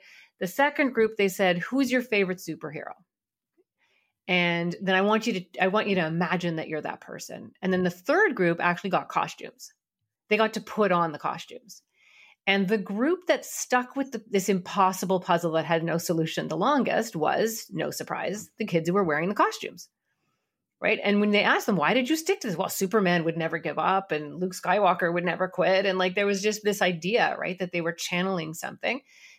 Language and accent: English; Canada; We had all the same shows. We just wondered why nobody ever talked about Canada on them, right?